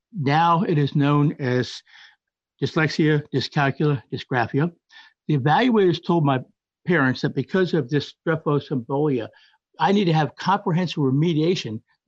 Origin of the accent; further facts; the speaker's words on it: Washington, District of Columbia, United States; I was raised in Washington, D.C., and attended D.C. public schools from kindergarten through the 11th grade.